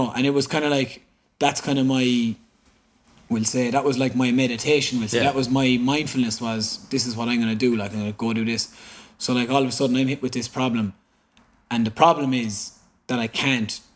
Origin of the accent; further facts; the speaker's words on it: Cork, Munster, Ireland; I am from Cork